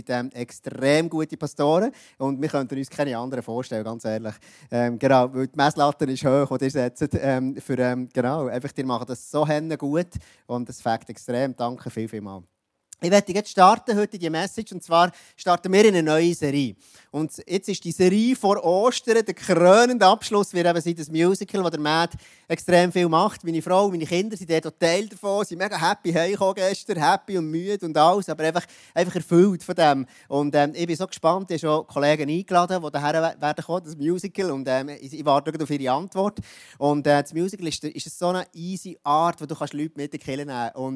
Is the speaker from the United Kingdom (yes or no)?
no; Jura, Switzerland; Ich bin im Jura aufgewachsen. Und der Jura ist ja bekannt für, ähm, das ist ein bisschen wild dort alles